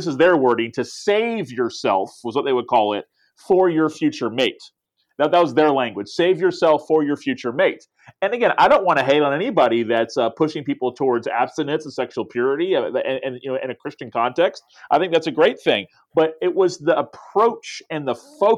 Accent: Tallahassee, Florida, United States; I wanted to start a church in my hometown that would reach my friends. And we started a church 15 years ago and have seen incredible things happen since then in the capital city of Florida where I live

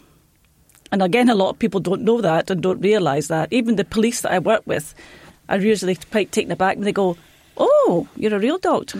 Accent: Scotland, United Kingdom; moved away as an adult; also born or lived in Ireland; I started off in Scotland, so I'm Scottish.

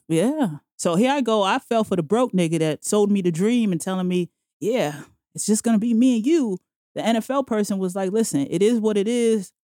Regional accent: New York City, New York, United States; also born or lived in Bronx, New York; now in Manhattan, United States; I'm originally from Queens, Jamaica, Queens.

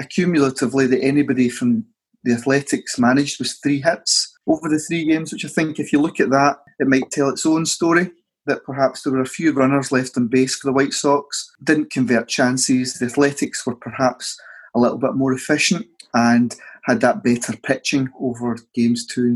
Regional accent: Scotland, United Kingdom; As Scottish football fans

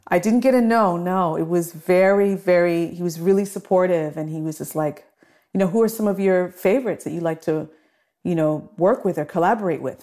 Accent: Toronto, Ontario, Canada; also born or lived in Scarborough, Toronto; I grew up in, in Flemington Park and then moved to Scarborough

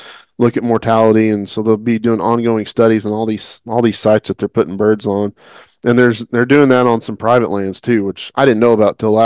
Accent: Oklahoma, United States; growing up in Oklahoma

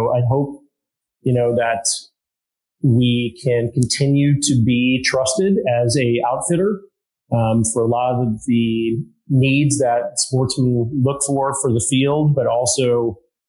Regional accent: Illinois, United States; also born or lived in Wisconsin / Minnesota; now in Seattle area, United States; born and raised in Illinois

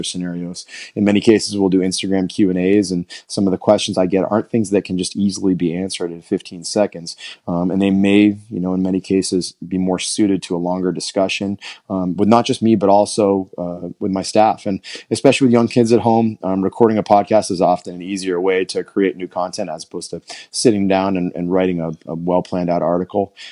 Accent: Southern Maine, United States; I grew up in Southern Maine

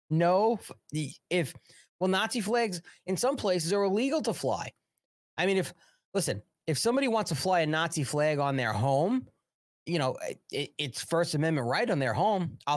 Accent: United States; born there; This is America. This I was born in America.

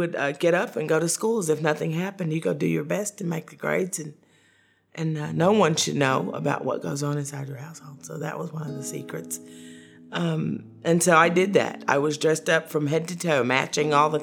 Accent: Knoxville, Tennessee, United States; I was born and raised in Knoxville, Tennessee

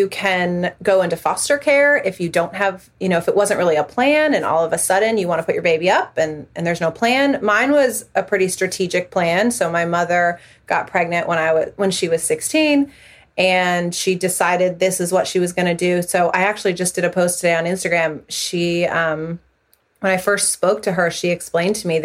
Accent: Northern Virginia, United States; I grew up in Northern Virginia, which is where I am still raising my family now

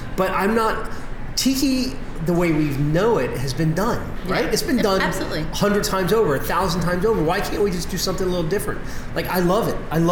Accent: Arlington, Virginia, United States; now in Washington, D.C., United States; I'm from Arlington, but live in D.C.

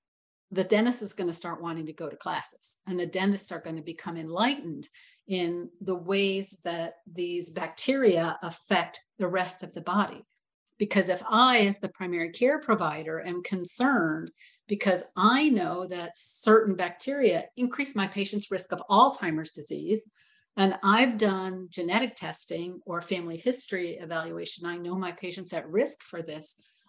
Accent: Atlanta, Georgia, United States; But I'm from Atlanta.

